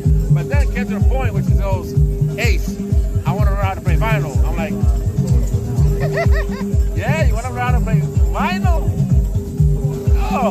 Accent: New York City, New York, United States; I'm from the Lower East Side myself

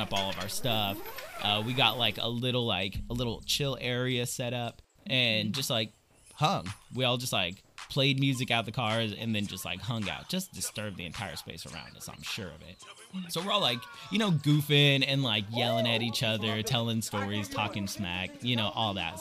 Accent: Central Valley of California, United States; I grew up in the Central Valley of California.

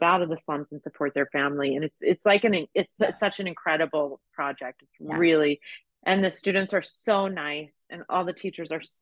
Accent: United States; being an American

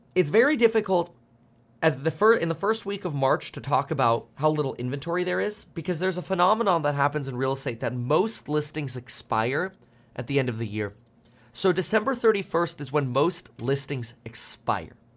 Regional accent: South Florida, United States; also born or lived in Germany; I grew up in South Florida

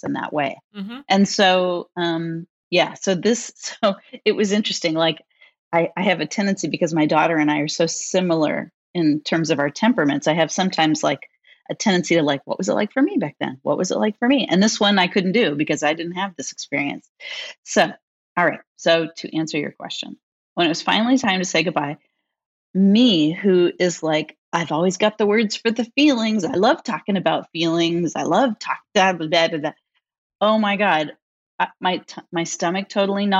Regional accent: San Francisco Bay Area, California, United States; I grew up in the San Francisco Bay Area

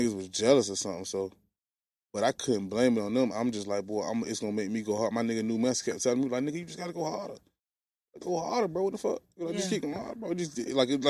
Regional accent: Portsmouth, Virginia, United States; I'm from Portsmouth, Virginia

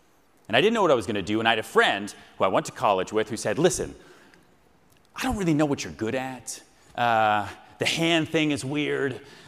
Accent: Houston, Texas, United States; born there; I was born in Houston, Texas, on a mattress. I moved around 8 times.

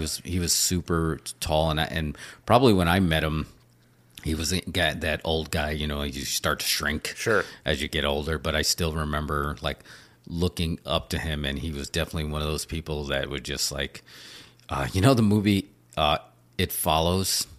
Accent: New York, United States; growing up in New York

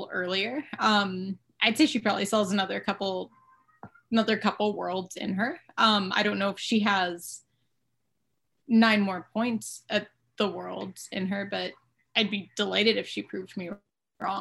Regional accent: Towson, Maryland, United States; I am from Towson, Maryland

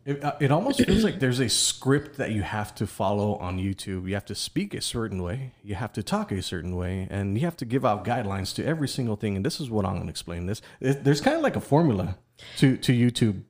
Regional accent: Texas, United States; I'm Mexican-American. I'm from Texas

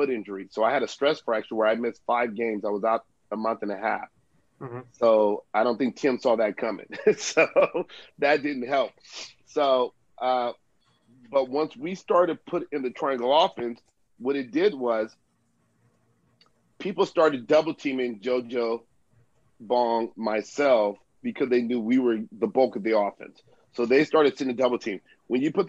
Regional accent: United States; moved away as an adult; also born or lived in Philippines; I was growing up in the States

